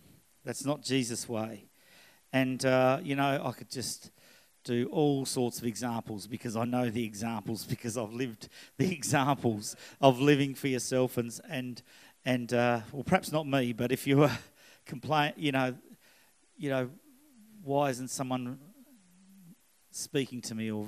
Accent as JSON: {"language": "English", "region": "Scotland", "country": "United Kingdom", "moved": "yes", "lives_now": "Australia", "said": "I am Scottish"}